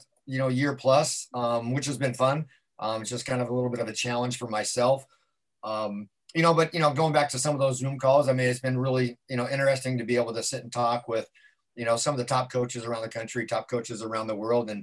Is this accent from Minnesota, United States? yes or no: no; Carson City, Nevada, United States; now in Southern California, United States; Hometown is Northern Nevada, small little town, Carson City, Nevada